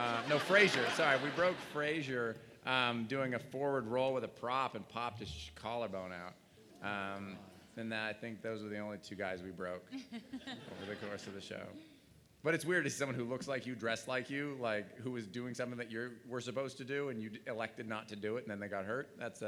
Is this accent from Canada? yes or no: yes; Montreal, Quebec, Canada; We're both from Montreal.